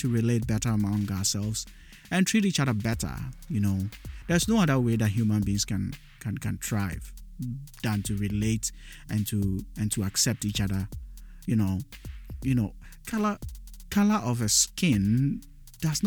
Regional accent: Accra, Greater Accra, Ghana; first language Dagaare; English is a second language; also born or lived in Upper West Region, Ghana (ethnic origin, Dagaaba); in Ghana, where I grew up, where I was born and I grew up, I am a Dagati

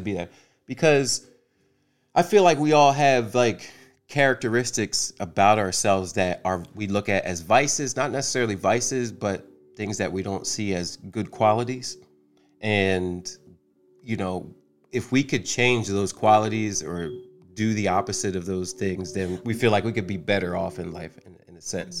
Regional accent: New Jersey, United States; moved away as an adult; now in Atlanta, United States; I am from New Jersey, and I moved. I've been in Atlanta since 2016

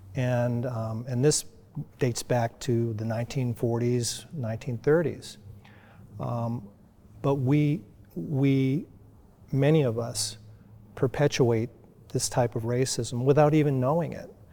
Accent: United States; I grew up in the United States in a predominantly white community.

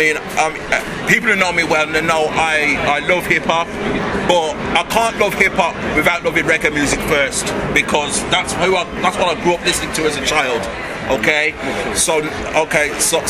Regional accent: near Birmingham, West Midlands, United Kingdom; I'm from, like, Birmingham. Right? Like, but next door to Birmingham

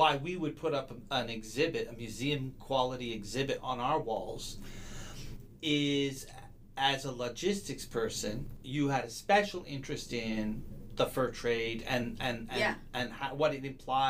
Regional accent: Montreal, Quebec, Canada; My hometown.

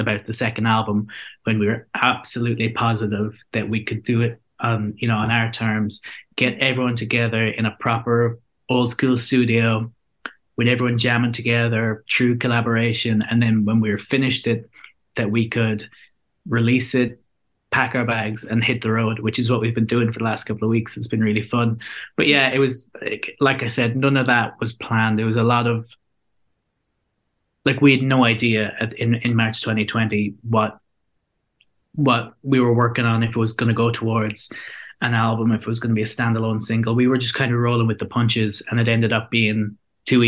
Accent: Ireland; our identity as Irish people

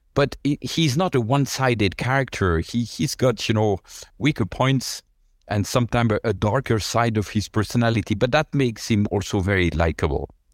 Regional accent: La Chaux-de-Fonds, Neuchâtel, Switzerland; moved away; also born or lived in Lausanne; in a city nobody has heard of apart from, uh, the Swiss. It's called La Chaux-de-Fonds.

